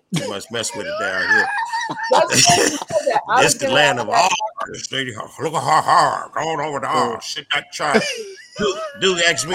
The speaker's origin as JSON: {"language": "English", "town": "Chicago", "region": "Illinois", "country": "United States", "also_born_or_lived": "New Jersey", "moved": "yes", "said": "they say I talk funny because I'm from Chicago"}